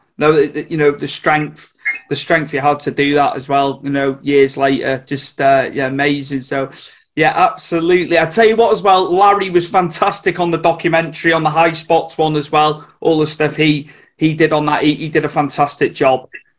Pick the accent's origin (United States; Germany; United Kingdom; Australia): United Kingdom; Wales; I'm from Wales. So I'm not in England, but you'd think we were from England. We're that close to the border